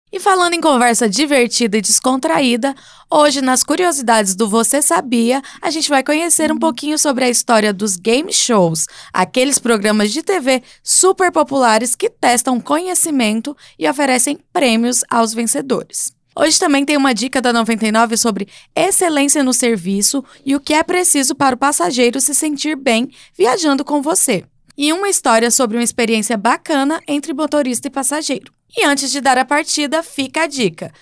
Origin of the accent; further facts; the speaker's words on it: Goiás, Brazil; Eu sou de Goiás